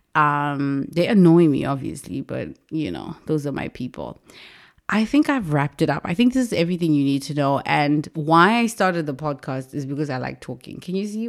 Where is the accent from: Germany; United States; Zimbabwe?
Zimbabwe; moved away as an adult; I was born and raised in Zimbabwe. I left Zimbabwe when I was twenty years old.